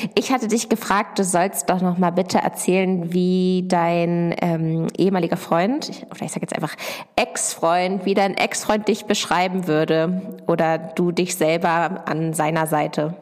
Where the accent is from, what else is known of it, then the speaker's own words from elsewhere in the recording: near Hanover, Lower Saxony, Germany; ich komme aus der Nähe von Hannover, aus der kleinen Ortschaft Dittacke. Dort bin ich auf einem landwirtschaftlichen Betrieb aufgewachsen